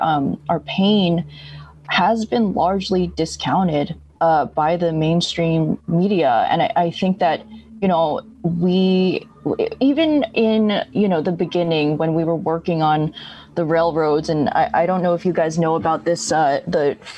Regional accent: upstate New York, United States; now in New York City, United States; I'm Chinese American. I'm from upstate New York and based in New York City.

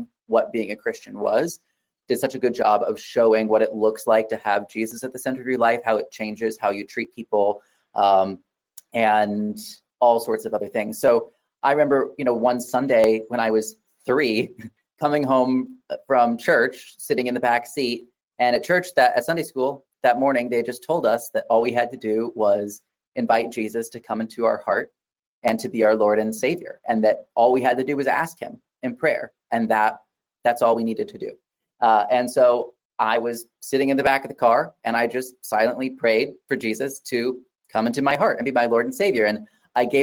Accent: Wichita, Kansas, United States; moved away as an adult; now in Dallas, United States; I'm originally from Wichita, Kansas, but I moved here 5 years ago.

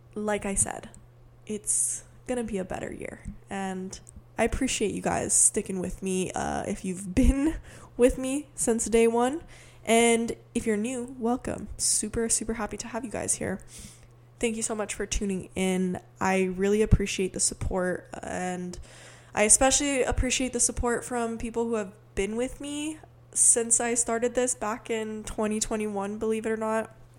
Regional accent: Hawaii, United States; moved away as an adult; also born or lived in Portland, Oregon / Sweden; I'm originally from Hawaii also

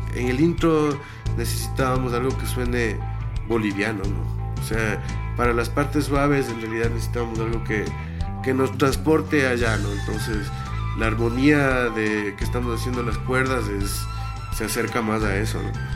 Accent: Ibarra, Imbabura, Ecuador; Nosotros dos nos criamos en Ibarra, mi hermano, el baterista y yo

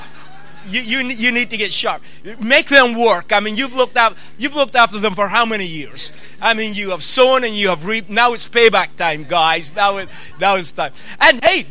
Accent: Peterhead, Scotland, United Kingdom; I'm from the Northeast. I'm Peterhead boy.

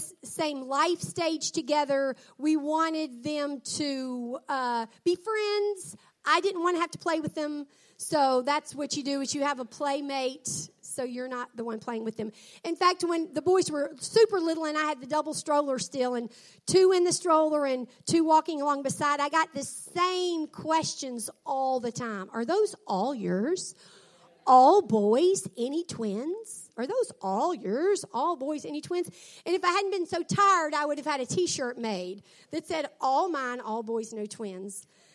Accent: the Mid-South, United States; I was from the South

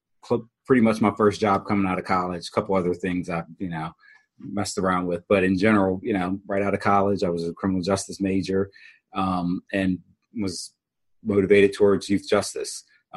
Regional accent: Harrisburg, Pennsylvania, United States; In Harrisburg, Pennsylvania.

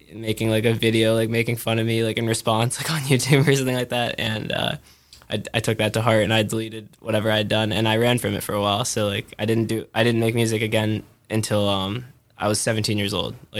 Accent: California, United States; now in Brooklyn, United States; I grew up playing baseball in California

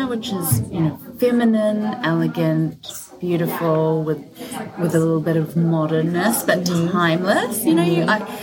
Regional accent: New Zealand; also born or lived in Los Angeles; I'm from New Zealand.

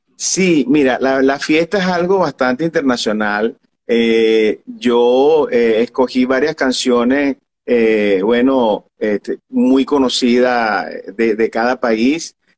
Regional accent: Venezuela; now in Miami, United States; yo soy venezolano

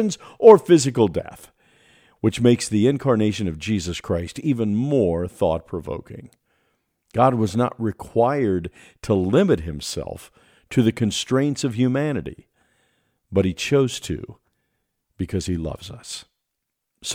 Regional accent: United States; As an American

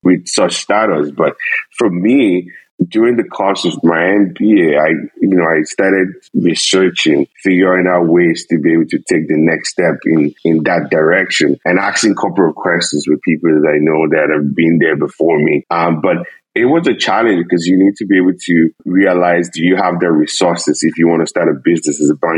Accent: Nigeria; moved away as an adult; now in Canada; I'm originally from Nigeria

